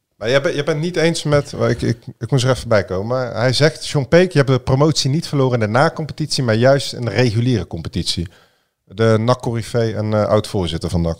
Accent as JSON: {"language": "Dutch", "town": "Breda", "region": "North Brabant", "country": "Netherlands", "tie": "born or raised there", "said": "ik ben geboren en getogen in Breda"}